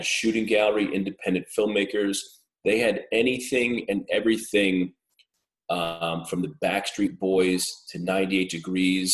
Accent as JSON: {"language": "English", "town": "Mahopac", "region": "New York", "country": "United States", "tie": "born or raised there", "moved": "yes", "lives_now": "Staten Island, United States", "said": "I grew up in Putnam County, Mayapack, New York."}